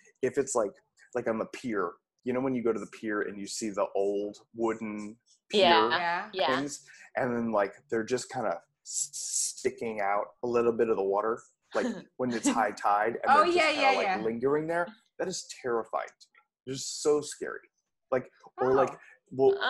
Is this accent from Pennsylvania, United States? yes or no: no; Toms River, New Jersey, United States; I grew up on the Jersey Shore and just out in Tom's River over a bridge to Seaside